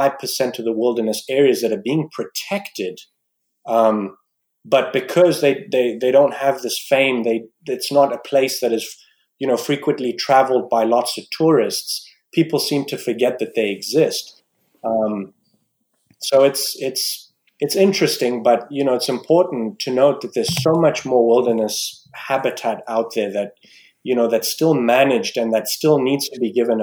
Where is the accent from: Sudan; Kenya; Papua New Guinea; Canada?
Kenya; Nairobi; born there; I was born in Nairobi and in Kenya, and I've spent time there because I still have family there.